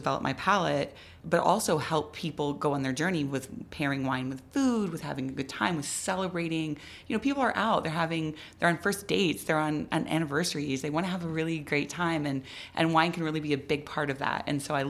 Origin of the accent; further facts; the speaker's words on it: Midwest, United States; also born or lived in East Coast; now in Albuquerque, United States; I grew up in the Midwest